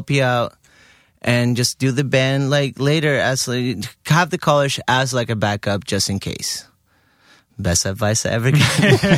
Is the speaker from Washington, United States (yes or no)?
no; Miami, Florida, United States; born there; So I had I was lucky enough that I was born in Miami somehow.